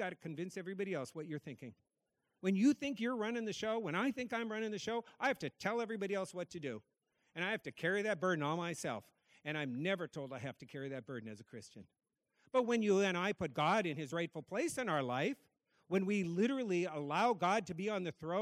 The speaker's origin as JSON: {"language": "English", "region": "North Dakota", "country": "United States", "tie": "born or raised there", "moved": "yes", "lives_now": "Massachusetts, United States", "said": "I grew up in North Dakota. I live in Massachusetts"}